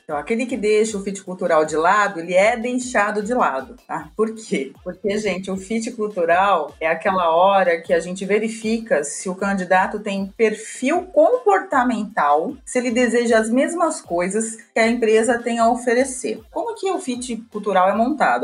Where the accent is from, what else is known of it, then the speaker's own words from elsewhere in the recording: São Paulo, Brazil; Eu sou de São Paulo, nascida e criada em São Paulo. Também sempre estudei aqui na capital